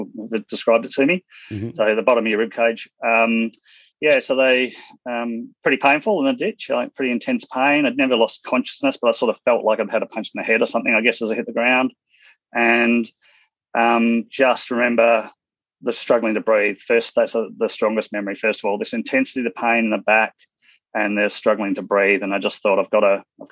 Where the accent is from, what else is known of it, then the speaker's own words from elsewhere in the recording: Western Australia, Australia; moved away as an adult; also born or lived in Hong Kong; now in Brisbane, Australia; I grew up in Western Australia, school teachers as parents, traveled around WA, went through a few different schools